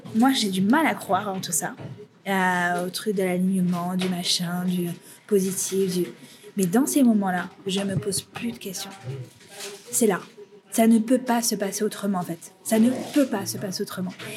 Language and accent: French; Aubervilliers, Île-de-France, France; also born or lived in Paris; je sortais d'Aubervilliers, donc euh, ma ville natale